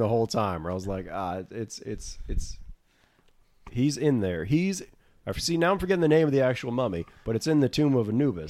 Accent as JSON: {"language": "English", "region": "Florida", "country": "United States", "tie": "born or raised there", "said": "growing up in Florida"}